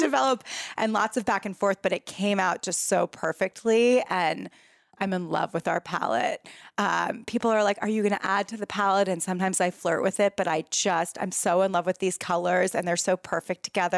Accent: San Francisco, California, United States; moved away as an adult; also born or lived in New York City; now in San Francisco, United States; I moved from New York City back to my hometown of San Francisco

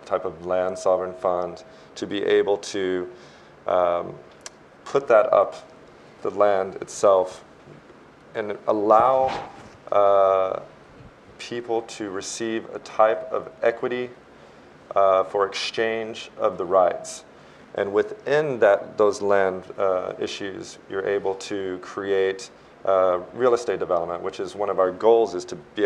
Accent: Texas, United States; I come from the state of Texas

